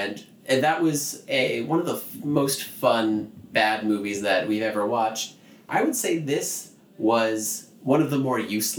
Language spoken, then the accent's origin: English; Orlando, Florida, United States; SeaWorld Orlando? Yeah. Hey, that's a fun fact, kids. That's my hometown.